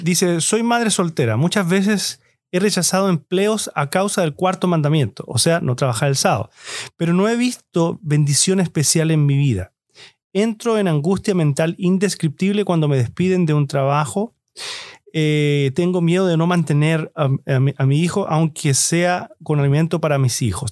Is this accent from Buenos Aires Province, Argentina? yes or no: no; Mendoza, Argentina; de mis pagos, de mis pagos